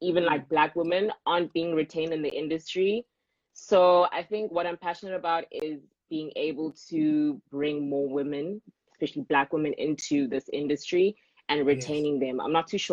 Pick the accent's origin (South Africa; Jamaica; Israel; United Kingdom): South Africa; Pretoria, Gauteng; moved away as an adult; now in Cape Town, South Africa; I am born and bred in Pretoria